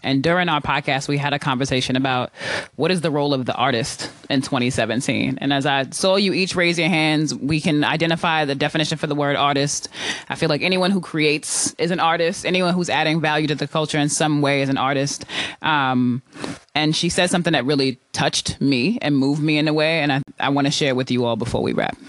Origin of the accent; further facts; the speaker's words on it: New York, United States; now in Oakland, United States; I'm from New York originally